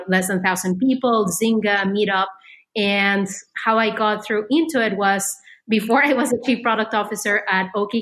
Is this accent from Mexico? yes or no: yes; Mexico; moved away as an adult; also born or lived in France / Silicon Valley; I grew up in Mexico